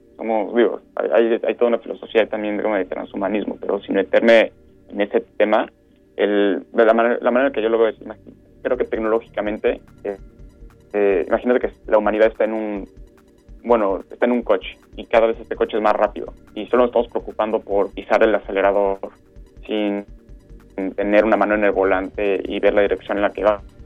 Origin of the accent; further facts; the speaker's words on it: Mexico; moved away; also born or lived in Europe; nosotros como mexicanos